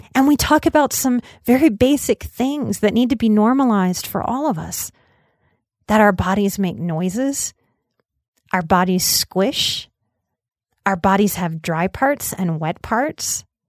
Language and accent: English; New Orleans, Louisiana, United States; I also had the mixed messaging of growing up in New Orleans